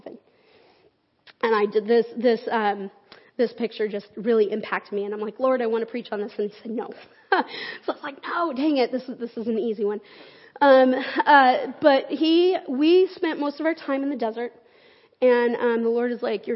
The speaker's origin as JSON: {"language": "English", "town": "Salt Lake City", "region": "Utah", "country": "United States", "tie": "born or raised there", "moved": "yes", "said": "I grew up in Salt Lake City."}